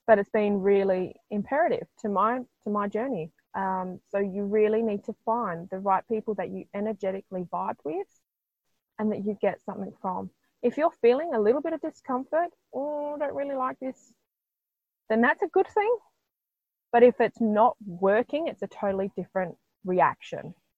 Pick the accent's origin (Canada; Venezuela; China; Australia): Australia; I am Aussie